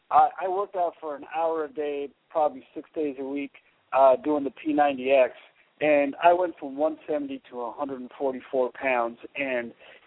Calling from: Dallas, Texas, United States; I'm calling from Dallas.

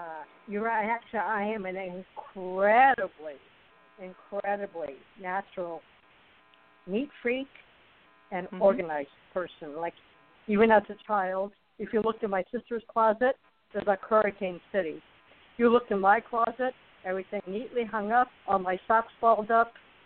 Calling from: Arizona, United States; I'm calling from Arizona, even though that's an old area code.

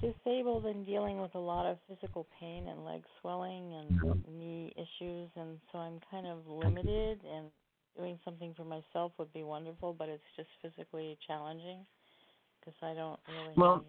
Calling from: Oregon, United States; I'm calling from Oregon.

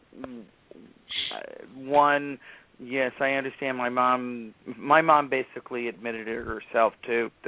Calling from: Virginia, United States; I am in Virginia.

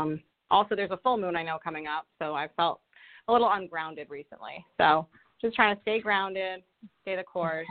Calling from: Rhode Island, United States; I'm calling from Rhode Island.

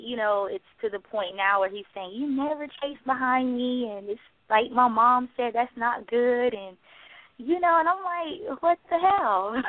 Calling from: South Carolina, United States; I'm calling from South Carolina.

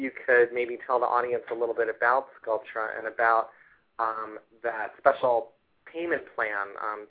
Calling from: New York, United States; This is … from New York.

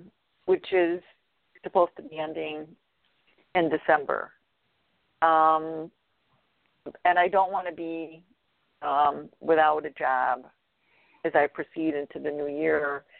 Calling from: Illinois, United States

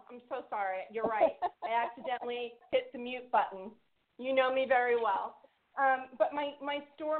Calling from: Huntington, New York, United States; I'm calling from Huntington, New York.

